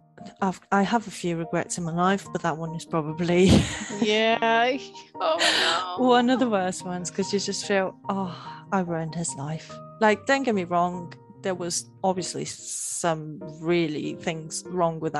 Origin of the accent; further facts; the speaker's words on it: Portugal; moved away as an adult; now in United Kingdom; when I moved from Portugal, where I was originally born, to the UK